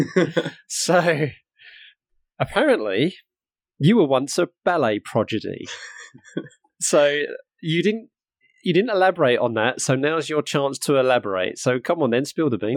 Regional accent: Harlow, East of England, United Kingdom; now in Norfolk, United Kingdom; I'm from Harlow in Essex, which is not too far away from Broxbourne

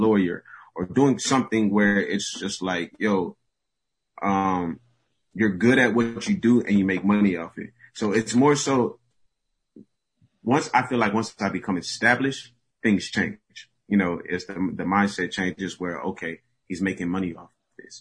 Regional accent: Houston, Texas, United States; born and raised in Houston, Texas, a Nigerian.

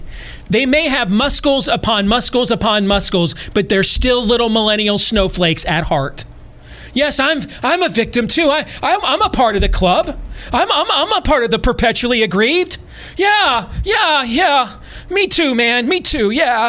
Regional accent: Michigan, United States; moved away; I grew up in Michigan.

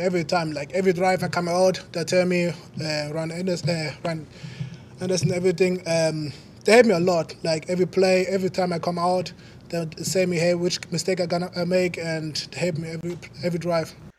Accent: Germany; moved away as an adult; now in United States; I came from back from Germany uh, as international player

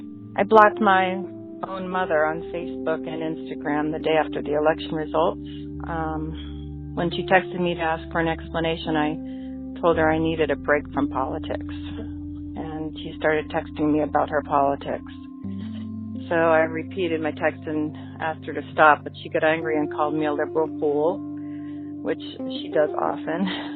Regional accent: Washington, D.C. area, United States; now in Oregon, United States; from Oregon. I grew up in the D.C. suburbs

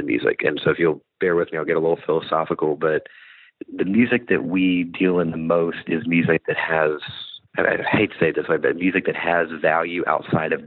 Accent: Bentonville, Arkansas, United States; moved away as an adult; now in Nashville, United States

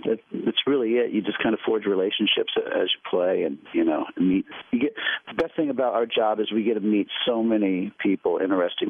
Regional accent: Ohio, United States; moved away; also born or lived in New York; I grew up in Ohio

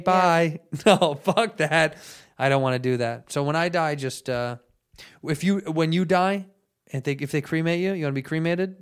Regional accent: United States; I'm American

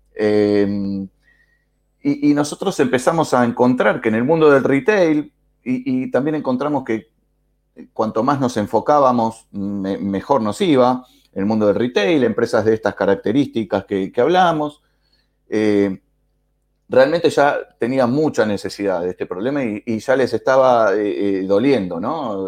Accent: Argentina; como lo dice mi acento también, que es muy fácil, igual que el tuyo, de adivinar, soy de Argentina.

